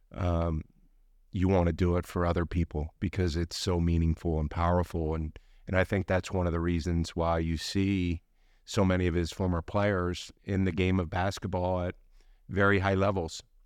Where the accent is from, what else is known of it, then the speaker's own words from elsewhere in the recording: Baltimore, Maryland, United States; moved away as an adult; also born or lived in Milwaukee, Wisconsin / Park City, Utah; now in Salt Lake City, United States; I grew up in Baltimore, um, right between B W I and Baltimore City